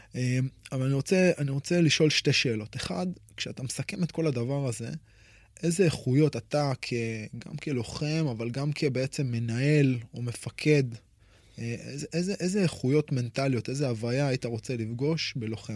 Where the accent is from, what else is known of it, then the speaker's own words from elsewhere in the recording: Israel; אצלנו כישראלים